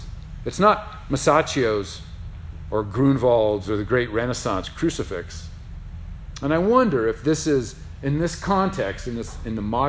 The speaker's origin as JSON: {"language": "English", "town": "San Juan", "country": "Puerto Rico", "tie": "born or raised there", "said": "I remember my mother having a crucifix in her bedroom. Growing up in San Juan, Puerto Rico."}